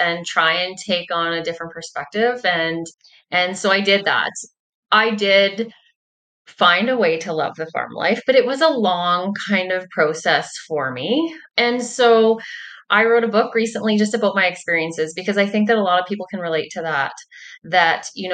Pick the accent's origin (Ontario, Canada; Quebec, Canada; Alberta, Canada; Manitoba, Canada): Manitoba, Canada; Angusville; I am a farmer from Angusville, Manitoba.